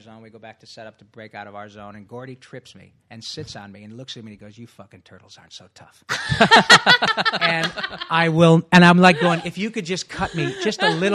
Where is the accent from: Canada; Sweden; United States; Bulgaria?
United States; Michigan; moved away; I grew up in Michigan